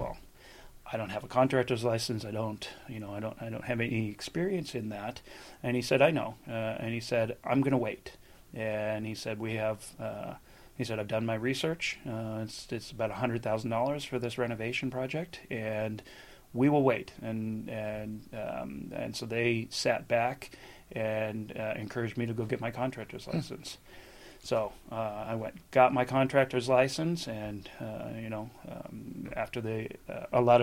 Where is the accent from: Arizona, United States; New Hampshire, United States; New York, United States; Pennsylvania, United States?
New York, United States; Buffalo; now in Southern California, United States; I grew up in Buffalo and, cold winters and everything.